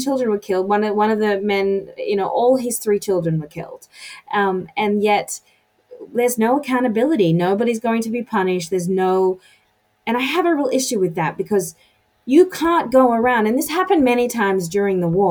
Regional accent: United States; as an American

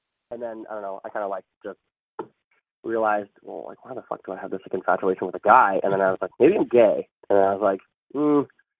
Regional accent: Pickering, Ontario, Canada; also born or lived in Scarborough; now in Toronto, Canada; I grew up in Pickering, which is a small suburb outside of Toronto

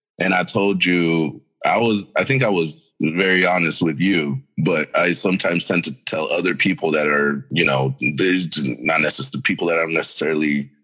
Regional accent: Mexico; I myself am Mexican. I was born in Mexico.

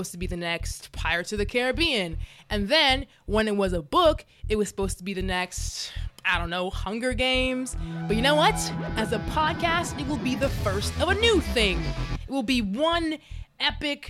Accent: Dallas, Texas, United States; now in Los Angeles, United States; I was born and raised in Dallas, Texas, but I live in LA now

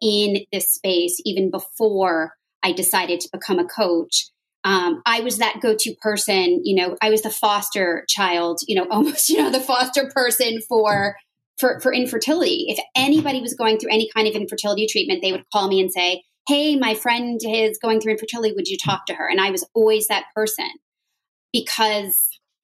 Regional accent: Westchester, New York, United States; now in the South, United States; I was born and bred in New York. I grew up in Westchester

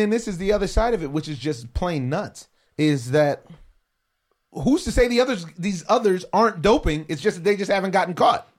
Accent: United States; I'm an American

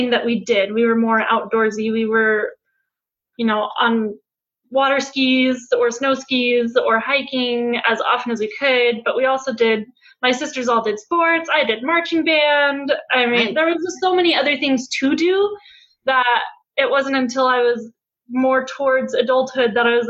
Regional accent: Colorado, United States; now in Utah, United States; I'm originally from Colorado

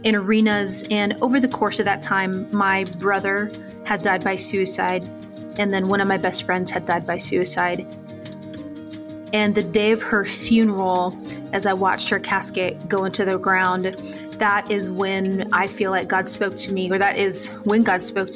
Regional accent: San Diego, California, United States; When I was growing up in San Diego, California, I was from a low-income home

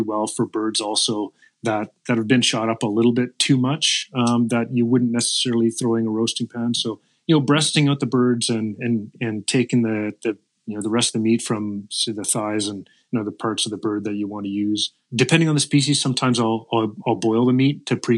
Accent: the Maritimes, Canada; moved away as an adult; now in Saskatchewan, Canada; I grew up in the Maritimes

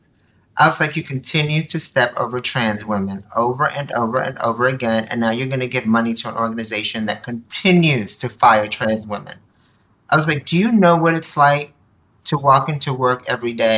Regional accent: Nicaragua; now in United States; I was born in Nicaragua, Central America. You know, we were immigrants, came here, were dirt poor

